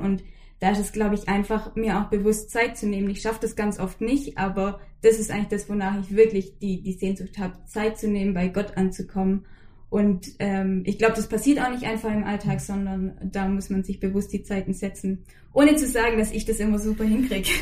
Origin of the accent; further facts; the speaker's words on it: Swabian Jura, between Ulm and Heidenheim, Baden-Württemberg, Germany; moved away; Ganz ursprünglich komme ich von der Schwäbischen Alb, so zwischen Ulm und Heidenheim, aus dem Süden